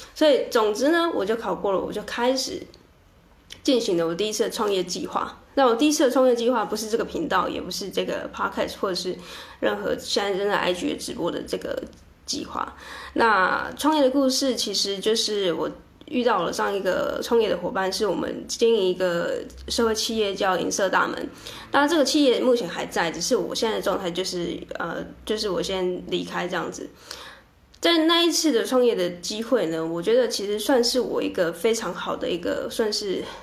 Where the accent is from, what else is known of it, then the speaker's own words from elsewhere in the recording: southern Taiwan, Taiwan; also born or lived in Taipei; 我从台北回到南部，因为我是南部人